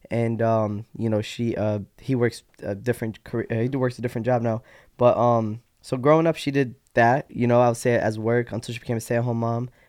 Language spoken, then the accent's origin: English; Iraq; born there; moved away; also born or lived in Yemen / Jordan; Well, I was born in Iraq, right? Born there. Um, from Iraq went to Yemen. From Yemen went to Jordan because you know the war, and we just were like I was a, re- a refugee and we just moved around.